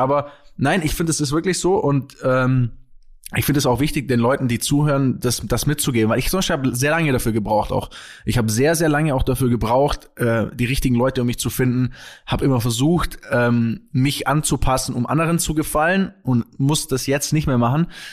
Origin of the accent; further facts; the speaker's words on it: Kempten, Bavaria, Germany; moved away as an adult; now in Munich, Germany; in Kempten, wo ich aufgewachsen bin